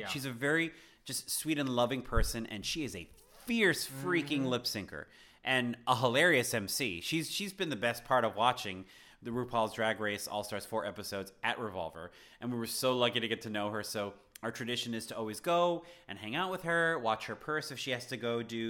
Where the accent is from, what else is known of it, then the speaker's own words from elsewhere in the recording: Miami, Florida, United States; But, you know, we're from Miami, so we're used to pricey cocktails.